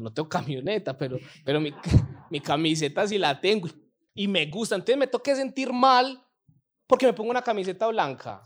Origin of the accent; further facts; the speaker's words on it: Colombia; somos colombianos